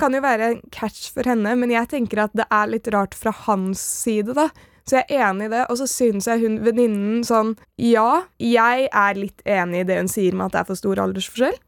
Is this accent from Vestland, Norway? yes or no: no; Oslo, Norway; Jeg er fra Nordstrand.